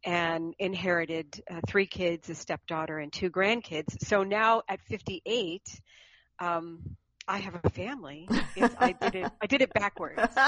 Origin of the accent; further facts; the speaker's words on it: Conifer, Colorado, United States; moved away as an adult; also born or lived in Denver, Colorado; now in Los Angeles, United States; I grew up in the woods. I grew up in Conifer, Colorado